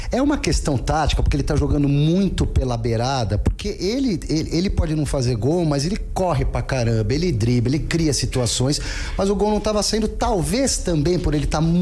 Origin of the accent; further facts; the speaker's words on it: Brazil; aqui no Brasil